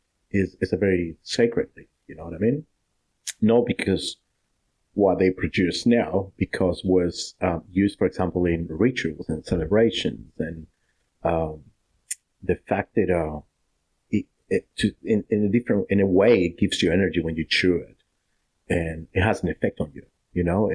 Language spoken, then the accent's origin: English; Cusco, Peru; moved away as an adult; now in Shepparton, Australia; Cusco, that's my hometown